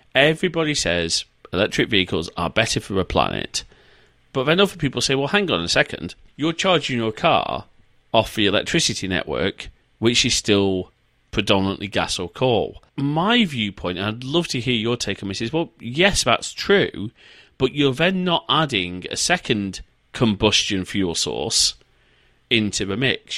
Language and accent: English; the north of England, United Kingdom; moved away; I am a Northerner.